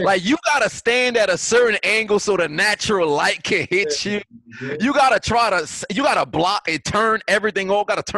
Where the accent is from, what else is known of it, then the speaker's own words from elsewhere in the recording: New York, United States; I'm from New York. You know, my A's sound different